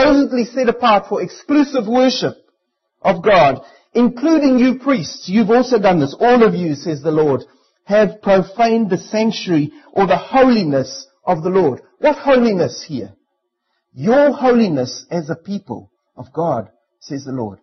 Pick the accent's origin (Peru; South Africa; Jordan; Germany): South Africa; now in New Zealand; as a South African, I'm only allowed to marry a South African